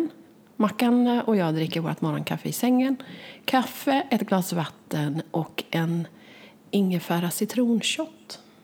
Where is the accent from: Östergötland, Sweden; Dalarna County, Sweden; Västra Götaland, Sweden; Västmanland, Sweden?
Västra Götaland, Sweden; Västergötland; jag är en västgöte